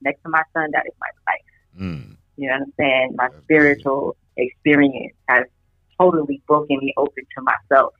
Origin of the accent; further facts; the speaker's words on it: California, United States; moved away as an adult; now in Philadelphia, United States; I'm from the West Coast and East Coast